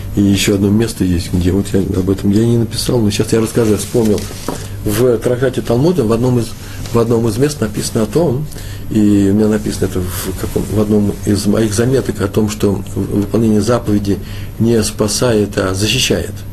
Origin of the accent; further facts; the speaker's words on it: Russia; по моему выговору, э, быстро, быстро определил, что, может, я сам сказал, что я из России